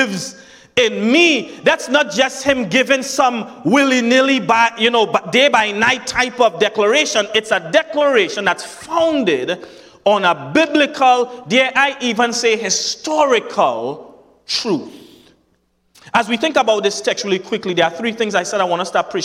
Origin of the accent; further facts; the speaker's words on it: Trinidad & Tobago; accent: Trinidadian; That's my Trinidadian accent